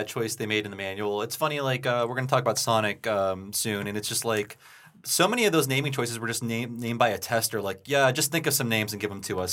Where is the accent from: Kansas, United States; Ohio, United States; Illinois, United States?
Ohio, United States; moved away; my hometown in Ohio